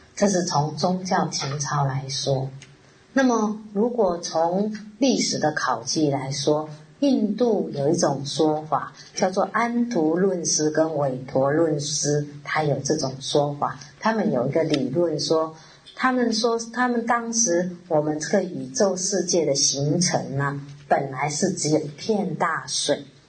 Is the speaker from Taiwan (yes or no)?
yes; Taiwan; 我们台湾人